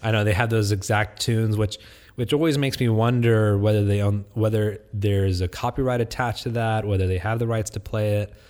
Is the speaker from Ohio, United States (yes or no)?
yes; Vandalia, Ohio, United States; also born or lived in Texas; now in Houston, United States; I grew up in Vandalia, Ohio